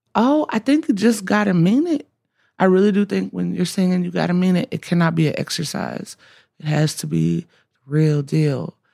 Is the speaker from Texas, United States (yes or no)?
no; Alabama, United States; I'm from Alabama